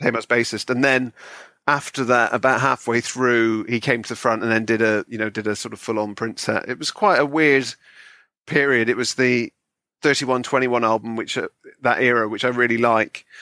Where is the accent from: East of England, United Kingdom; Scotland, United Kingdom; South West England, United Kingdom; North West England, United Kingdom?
South West England, United Kingdom; Bristol; now in London, United Kingdom; I'm from Bristol originally, uh, which is in the West Country.